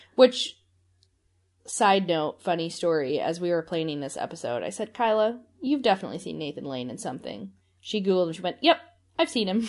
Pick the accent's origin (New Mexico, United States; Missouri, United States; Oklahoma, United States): Missouri, United States; St. Louis; Saint Louis, my hometown